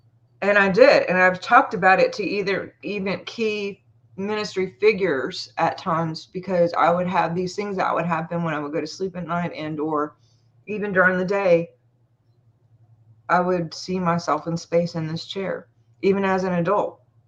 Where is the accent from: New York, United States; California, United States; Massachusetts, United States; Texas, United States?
New York, United States; Montauk; born there; So why does it say that I was born in Montauk? And my birth certificate says that it was.